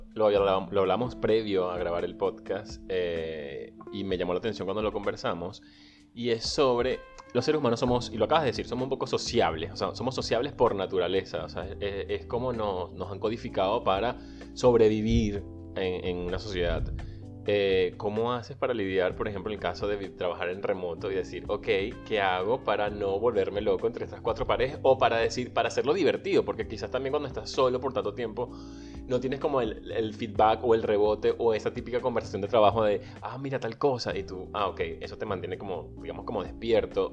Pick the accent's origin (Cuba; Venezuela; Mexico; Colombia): Venezuela; moved away; Soy venezolano, emigrante, soñador y un ciudadano del mundo